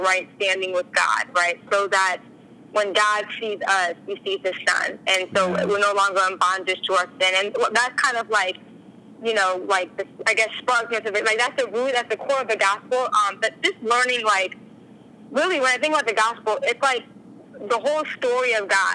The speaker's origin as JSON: {"language": "English", "region": "Virginia", "country": "United States", "tie": "born or raised there", "also_born_or_lived": "New Jersey", "moved": "yes", "lives_now": "California, United States", "said": "I grew up in Virginia and then lived in New Jersey for a while."}